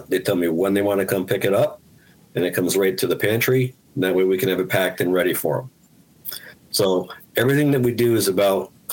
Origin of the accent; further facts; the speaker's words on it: Albany, New York, United States; also born or lived in Guilderland, New York / Germany; I was born and raised in Albany, lived in Gilderland since I was 10